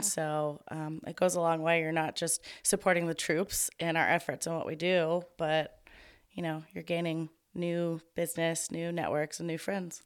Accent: Tomball, Texas, United States; am born and raised in Tomball, Texas

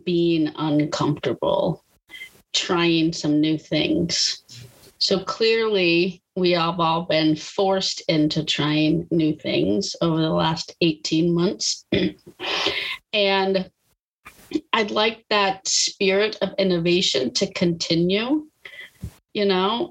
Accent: Austin, Texas, United States; moved away as an adult; now in North Carolina, United States; born and bred in Texas

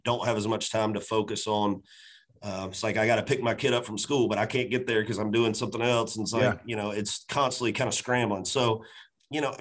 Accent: Macon, Georgia, United States; now in Nashville, United States; my hometown of Macon, Georgia

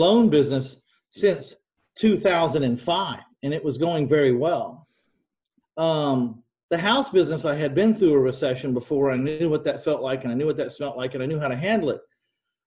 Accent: San Antonio, Texas, United States; my hometown of San Antonio, Texas

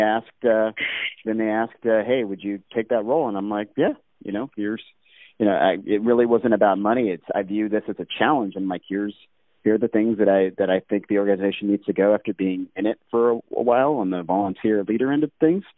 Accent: Alaska, United States; growing up in Alaska

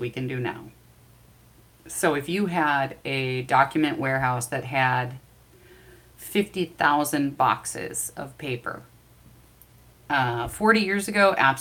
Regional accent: Midwest, United States; I'm from the Midwest

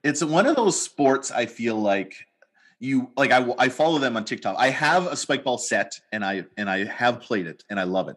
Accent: Edmonton, Alberta, Canada; now in British Columbia, Canada; I grew up in Alberta, grew up near yeah. Edmonton, and lived in Edmonton

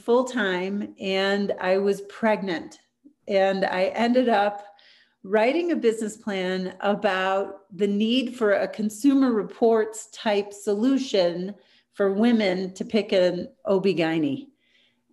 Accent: Chicago, Illinois, United States; moved away as an adult; also born or lived in Tampa, Florida; I'm originally from Chicago

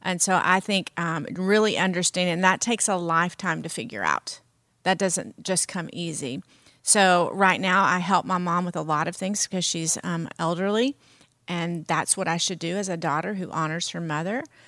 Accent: the South, United States; I'm from the South, and we have certain cultural, um, things that we eat

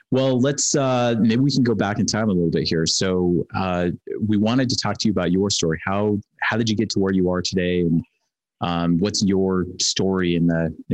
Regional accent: Arizona, United States; I'm from Arizona

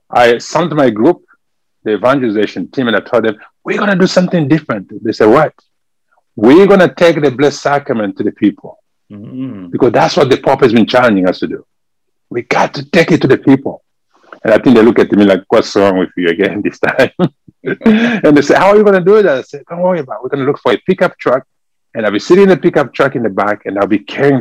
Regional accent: DR Congo; accent: French; English is a second language; moved away as an adult; now in San Antonio, United States; originally I'm from the Democratic Republic of Congo, from Africa. And this is where we speak French over there. That's why you can hear from my accent. I speak French.

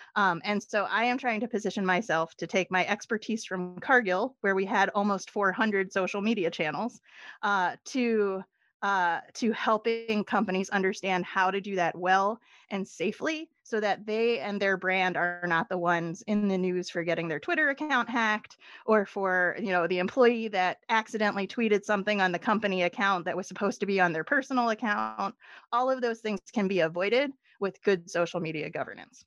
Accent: Philadelphia, Pennsylvania, United States; moved away; I am from Philadelphia originally

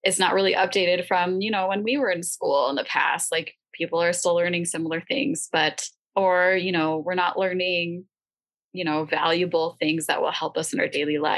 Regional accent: United States; also born or lived in Nevada; as someone in America, as an American teacher

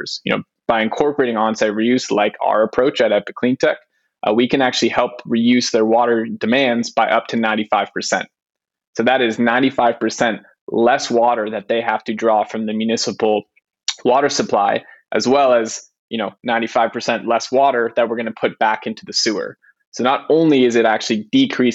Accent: San Francisco, California, United States; moved away; also born or lived in Israel; Born and raised in San Francisco, but lived around the world

